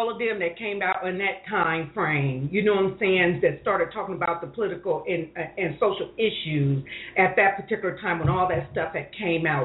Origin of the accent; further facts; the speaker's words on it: Columbus, Ohio, United States; moved away as an adult; also born or lived in Los Angeles; I'm from Columbus, Ohio. I just I just got here a year.